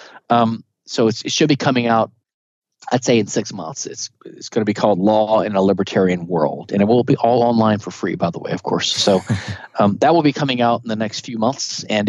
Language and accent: English; the South, Southern United States, United States; I'm a Southerner